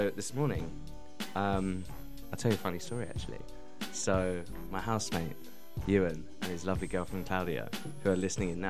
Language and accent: English; London, United Kingdom; I'm from East London